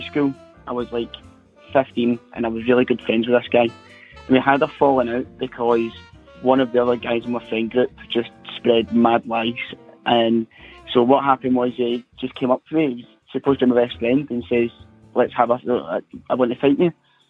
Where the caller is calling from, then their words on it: Scotland, United Kingdom; I'm calling from Scotland.